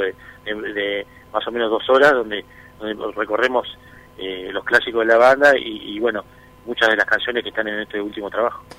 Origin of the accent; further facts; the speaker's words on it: Uruguay; allá en, Uruguay tenemos una tranquilidad que, a veces es demasiado tranquilo, pero nos gusta eso